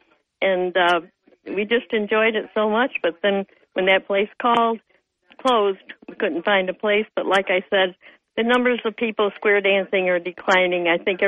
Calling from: Dickinson, New York, United States; I'm … number 2 from the town of Dickinson.

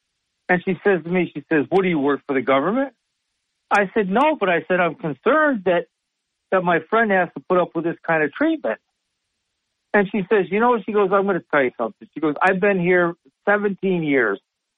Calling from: Sidney, New York, United States; from Sydney, New York.

